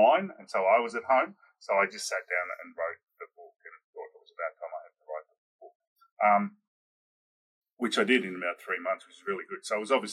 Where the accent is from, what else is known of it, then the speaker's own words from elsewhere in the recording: Australia; I am Australian